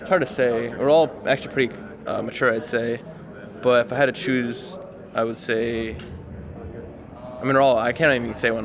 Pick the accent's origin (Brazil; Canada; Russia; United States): United States; I'm from the United States and like my parents from the United States